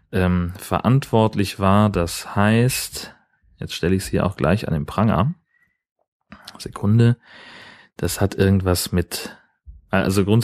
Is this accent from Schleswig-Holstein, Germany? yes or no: yes; Schleswig-Holstein, Germany; Gemeinsamkeiten und Unterschiede zwischen Dithmarschen, wo ich herkomme, und dem Allgäu, wo sie herkommt, zu sprechen.